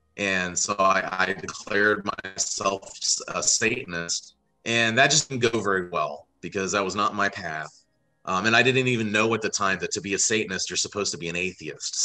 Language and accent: English; Florida, United States; moved away as an adult; also born or lived in Wyoming; my college years where I, I moved away from Florida